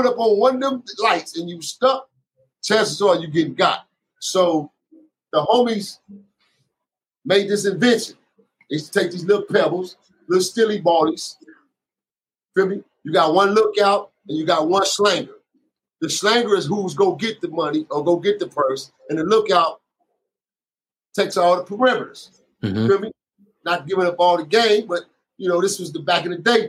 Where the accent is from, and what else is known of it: Los Angeles, California, United States; born or raised there; also born or lived in Kansas City, Missouri / Nebraska / Alaska